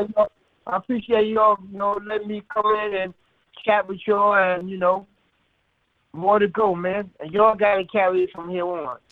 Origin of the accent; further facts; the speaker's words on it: New York City, New York, United States; also born or lived in Antigua; I came up here at the age of five, and I was raised under my grandparents up in Harlem